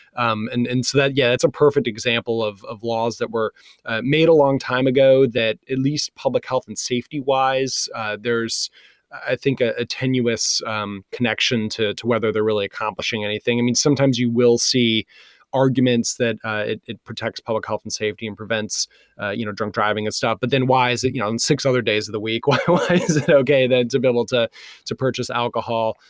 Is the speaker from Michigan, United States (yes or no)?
yes; Michigan, United States; moved away; I was raised in Michigan